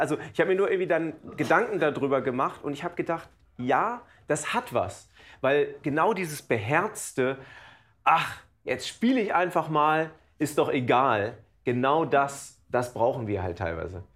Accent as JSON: {"language": "German", "region": "Lower Saxony", "country": "Germany", "tie": "born or raised there", "also_born_or_lived": "New York", "moved": "yes", "lives_now": "Cologne, Germany", "said": "Ich bin ja in Niedersachsen auf dem Dorf groß geworden"}